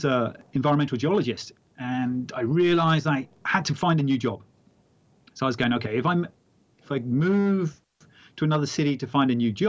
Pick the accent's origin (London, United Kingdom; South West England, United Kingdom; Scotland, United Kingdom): South West England, United Kingdom; Exeter; moved away; also born or lived in Wyoming, United States / Los Angeles, United States; came back to England